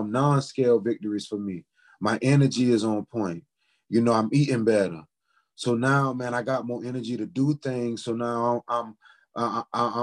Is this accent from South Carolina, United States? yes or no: yes; Charleston, South Carolina, United States; also born or lived in Orangeburg, South Carolina; now in Indianapolis, United States; But I was born in Orangeburg, South Carolina, and I was raised in Charleston.